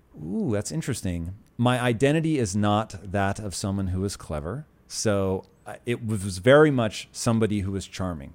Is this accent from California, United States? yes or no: no; Puyallup, Washington, United States; also born or lived in Tacoma; I grew up in Puyallup